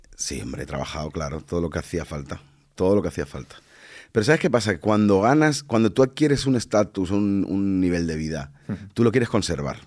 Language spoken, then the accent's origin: Spanish; Badalona, Catalonia, Spain; also born or lived in Dominican Republic / Barcelona; now in Madrid, Spain; la ciudad donde yo, donde yo nací